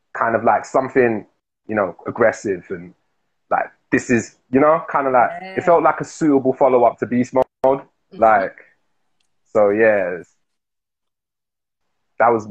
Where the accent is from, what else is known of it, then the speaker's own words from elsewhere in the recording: London, United Kingdom; I'm representing the Newham Borough of Manor Park.